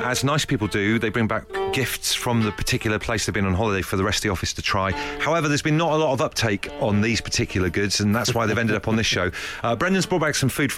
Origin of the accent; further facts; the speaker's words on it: Leigh-on-Sea, East of England, United Kingdom; my hometown of Leigh-on-Sea has been voted number one happiest place to live in the United Kingdom